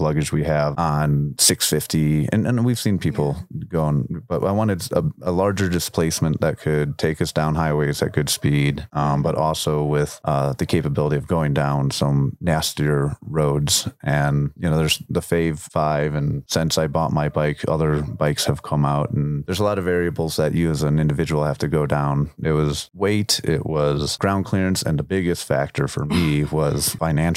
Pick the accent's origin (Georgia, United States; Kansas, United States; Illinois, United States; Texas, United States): Illinois, United States; Chicago; I'm from Chicago